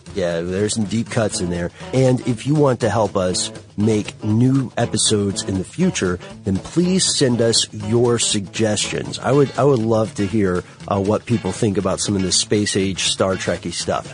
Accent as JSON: {"language": "English", "town": "Ellenwood", "region": "Georgia", "country": "United States", "said": "I'm from Ellenwood, Stockbridge area, which is south of Atlanta"}